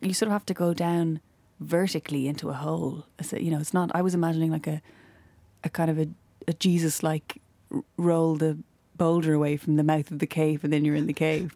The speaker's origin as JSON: {"language": "English", "country": "Ireland", "said": "as Irish people"}